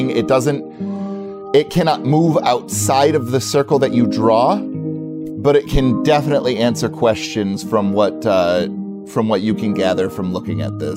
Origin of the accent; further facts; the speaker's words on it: California, United States; Like, you know, I, I grew up in California.